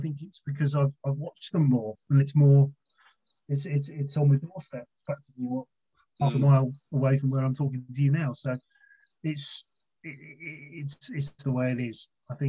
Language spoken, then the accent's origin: English; Watford, East of England, United Kingdom; moved away as an adult; now in Gloucestershire, United Kingdom; Watford's still my club. I was born there. It's my hometown